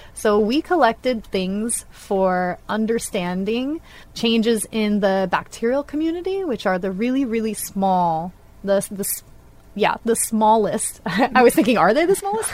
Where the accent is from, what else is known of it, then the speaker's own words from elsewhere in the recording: northwest Florida, United States; moved away; I'm originally from Florida, the northwest part